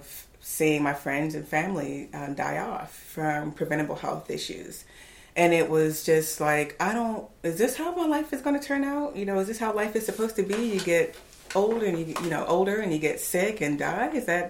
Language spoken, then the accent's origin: English; Virginia, United States; moved away as an adult; also born or lived in Houston; now in Raleigh, United States; I'm originally from Virginia